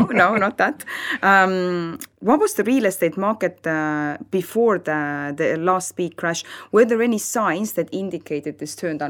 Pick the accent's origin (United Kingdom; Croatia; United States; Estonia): Estonia; now in Spain